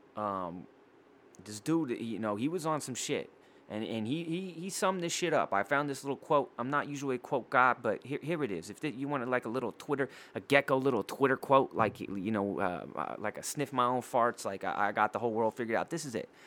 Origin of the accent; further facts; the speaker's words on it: Poway, California, United States; I'm from Dago Beach, California, San Diego, California, and my hometown is Poway